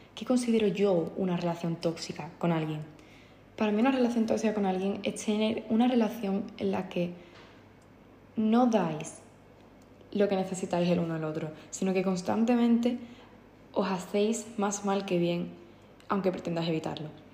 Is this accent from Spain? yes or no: yes; Andalusia, Spain; soy andaluza